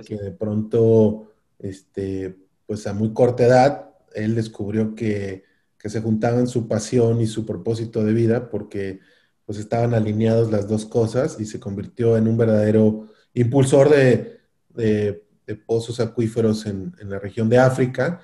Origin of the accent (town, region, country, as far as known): Mexico